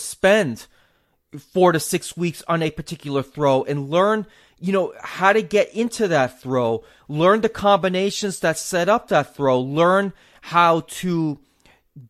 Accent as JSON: {"language": "English", "region": "New England", "country": "United States", "tie": "born or raised there", "said": "I'm a New England native."}